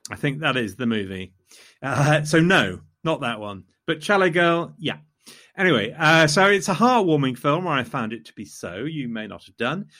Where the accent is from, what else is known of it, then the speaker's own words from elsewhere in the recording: Loughborough, East Midlands, United Kingdom; I come from Loughborough